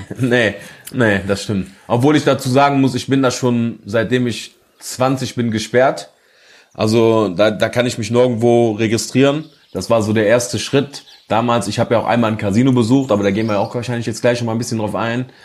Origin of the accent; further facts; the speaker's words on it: North Rhine-Westphalia, Germany; bei uns in Nordrhein-Westfalen